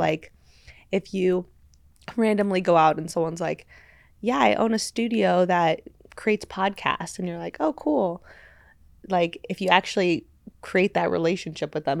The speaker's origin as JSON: {"language": "English", "town": "Los Angeles", "region": "California", "country": "United States", "tie": "born or raised there", "said": "L A. Um, yeah, so I grew up my whole life here"}